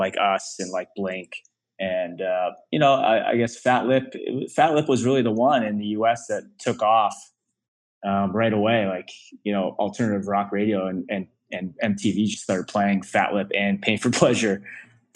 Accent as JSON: {"language": "English", "town": "Ajax", "region": "Ontario", "country": "Canada", "tie": "born or raised there", "lives_now": "Toronto, Canada", "said": "it was a suburb of Toronto called Ajax, which is like 40 minutes outside of Toronto. I live downtown Toronto now, but I grew up, you know, I spent 20 years in Ajax growing up"}